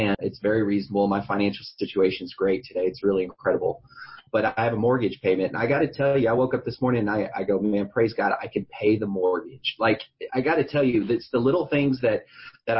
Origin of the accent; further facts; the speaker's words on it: San Antonio, Texas, United States; I'm from San Antonio, Texas